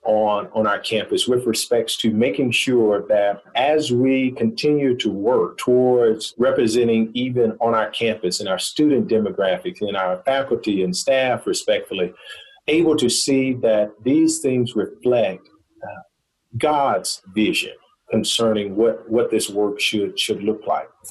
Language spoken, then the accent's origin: English; Goodwater, Alabama, United States; my hometown, Goodwater, Alabama